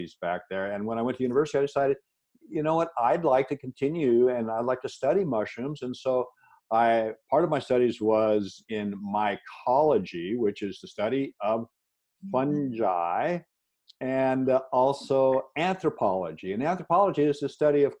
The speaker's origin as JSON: {"language": "English", "town": "Seattle", "region": "Washington", "country": "United States", "tie": "born or raised there", "said": "I was raised in Seattle area"}